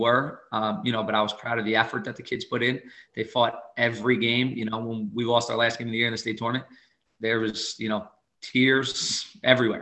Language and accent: English; Jersey Shore, New Jersey, United States; I grew up in the Shore Conference. I played boys basketball in the Shore Conference